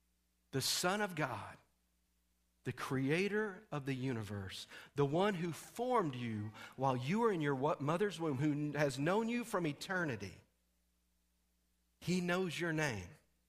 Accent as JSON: {"language": "English", "region": "Texas", "country": "United States", "said": "Lord, that's in Arkansas. I'm from Texas. They will kill me."}